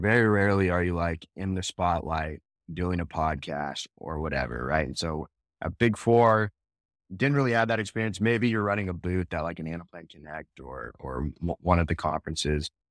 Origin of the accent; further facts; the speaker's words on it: Northern California, United States; now in Phoenix, United States; I grew up in Northern California